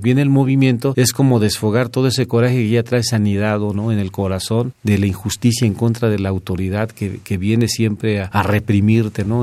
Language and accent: Spanish; Mexico City, Mexico; yo nací en Azcapotzalco, en el barrio de Azcapotzalco. En aquellos tiempos era un barrio, este, pues popular